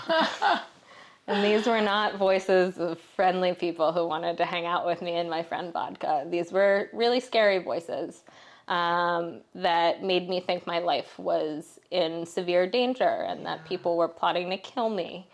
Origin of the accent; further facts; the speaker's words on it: Philadelphia, Pennsylvania, United States; I grew up in Philadelphia